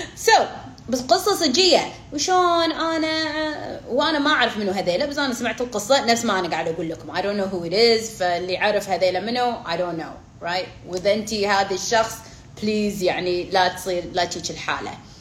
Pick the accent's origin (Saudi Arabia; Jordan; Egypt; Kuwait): Kuwait; انا بالكويت انا كويتيه